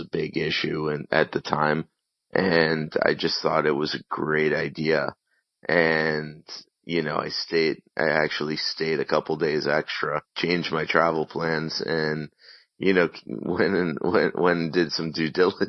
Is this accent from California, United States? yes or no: no; Miami, Florida, United States; I grew up in Miami, Florida